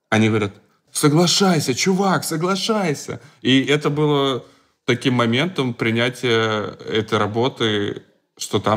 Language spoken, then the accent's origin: Russian; Moscow, Russia; так как мы москвичи, мы такие, давайте ходить ну, на московские мероприятия.